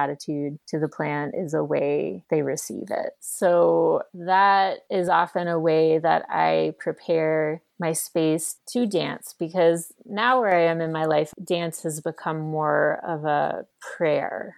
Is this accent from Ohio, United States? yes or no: no; New York, United States; now in Boulder, United States; I am from New York